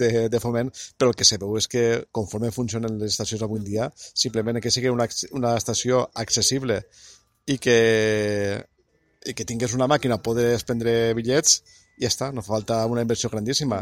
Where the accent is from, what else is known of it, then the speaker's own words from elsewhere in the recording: Castellón, Valencian Community, Spain; la gent que som de Castelló